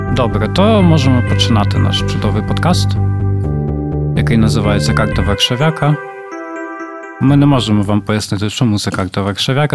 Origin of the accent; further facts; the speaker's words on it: Poltava, Poltava Oblast, Ukraine; moved away as an adult; now in Warsaw, Poland; моєї рідної Полтави